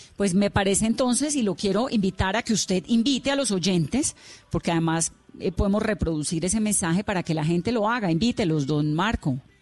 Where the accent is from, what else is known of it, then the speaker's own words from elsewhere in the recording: Cali, Valle del Cauca, Colombia; Usted es caleño, yo también